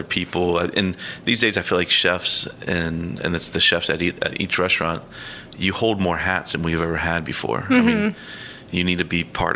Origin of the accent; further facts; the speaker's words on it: outside New Orleans, Louisiana, United States; now in Columbus, United States; I grew up outside New Orleans